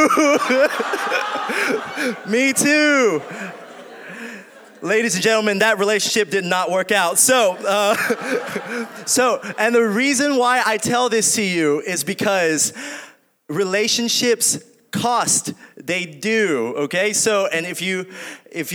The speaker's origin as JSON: {"language": "English", "region": "Arkansas", "country": "United States", "said": "I do say y'all. I'm from Arkansas"}